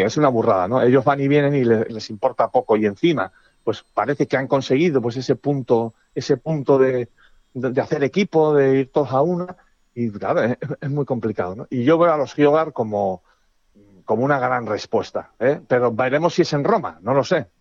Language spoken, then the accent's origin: Spanish; Spain; somos españoles